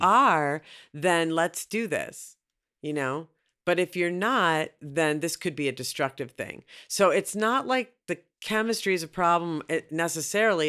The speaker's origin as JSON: {"language": "English", "town": "Minneapolis", "region": "Minnesota", "country": "United States", "said": "I'm from Minneapolis"}